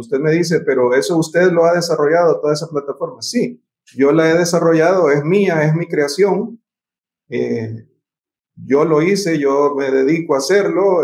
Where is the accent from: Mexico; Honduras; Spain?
Honduras; los profesionales hondureños